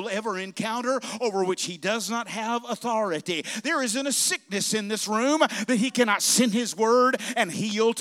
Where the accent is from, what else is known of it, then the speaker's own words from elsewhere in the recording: Bessemer, Alabama, United States; moved away; When I was a boy growing up, we were kids growing up in Alabama, we'd have camp meeting there in Bessemer